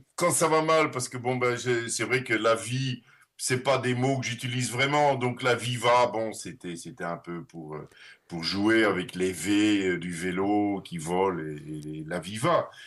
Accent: Netherlands; first language Dutch; French is a second language; moved away; also born or lived in Leuven / Brussels / Paris; je suis néerlandais et néerlandophone

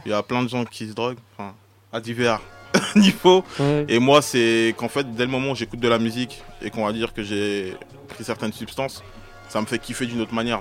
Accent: Oise, Hauts-de-France, France; on est originaire de l'Oise

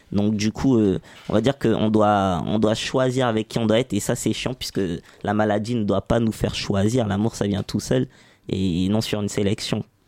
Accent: Saint-Ouen, Île-de-France, France; grandi à Saint-Ouen, pas loin d'ici.

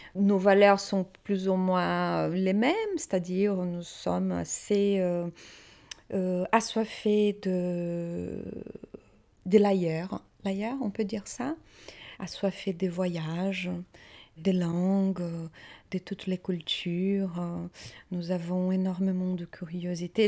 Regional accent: Maringá, Paraná, Brazil; French is a second language; moved away as an adult; now in Paris, France; Eu nasci no Brasil. Je suis née au Brésil

